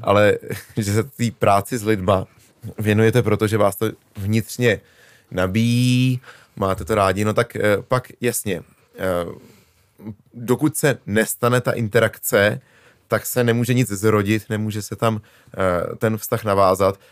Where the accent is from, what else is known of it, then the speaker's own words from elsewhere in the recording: Prague, Czechia; moved away as an adult; now in Říčany, Czechia; jako rodilý Pražák, že jsem se konečně vystěhoval za Prahu